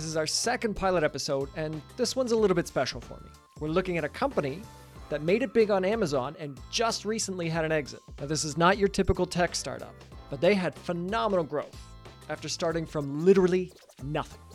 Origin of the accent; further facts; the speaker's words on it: Canada; now in Munich, Germany; we're both from Canada